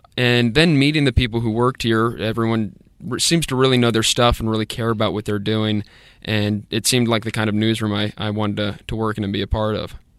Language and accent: English; Fairfax, Virginia, United States; moved away as an adult; also born or lived in Columbia, South Carolina / Greenwood, South Carolina; now in Spartanburg, United States; I'm originally from Fairfax, Virginia, which is just outside of D C